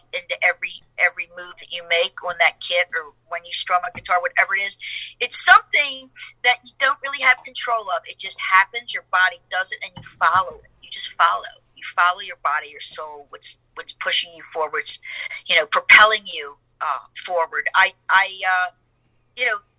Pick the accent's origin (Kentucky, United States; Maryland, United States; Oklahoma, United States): Maryland, United States; Baltimore; I'm from Baltimore